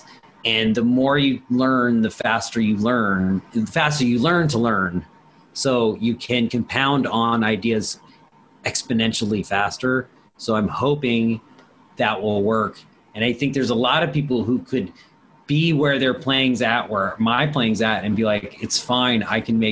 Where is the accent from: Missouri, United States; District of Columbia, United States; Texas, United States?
District of Columbia, United States; Washington; I'm from Washington, D.C. I grew up around it